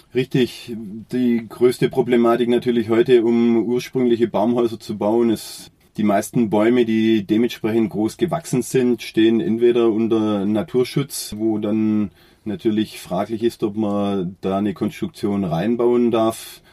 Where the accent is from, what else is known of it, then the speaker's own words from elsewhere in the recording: Oberndorf am Neckar, Baden-Württemberg, Germany; Ich bin hier äh, am Rande des Schwarzwaldes geboren und aufgewachsen